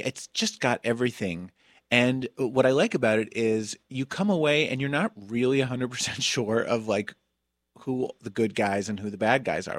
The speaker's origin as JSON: {"language": "English", "town": "Summit", "region": "New Jersey", "country": "United States", "tie": "born or raised there", "said": "my hometown"}